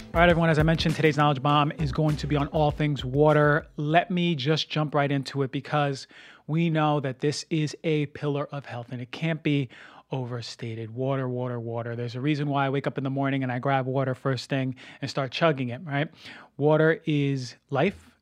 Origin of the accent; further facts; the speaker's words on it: New Jersey, United States; also born or lived in Venice, Los Angeles; now in Los Angeles, United States; my hometown in New Jersey